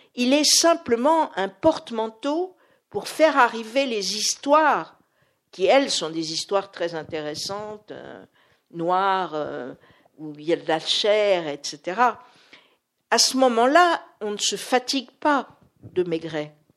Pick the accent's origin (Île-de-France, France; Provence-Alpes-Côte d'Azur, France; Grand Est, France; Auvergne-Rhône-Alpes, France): Île-de-France, France; Paris; je suis parisienne